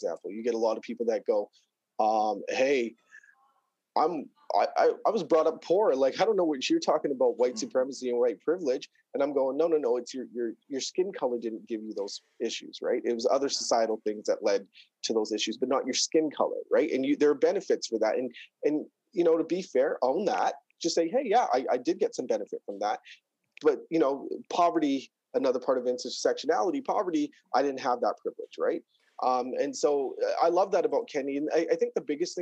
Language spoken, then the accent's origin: English; Surrey, British Columbia, Canada; also born or lived in Florida; I grew up here in Surrey. KB Woodward Elementary in Wally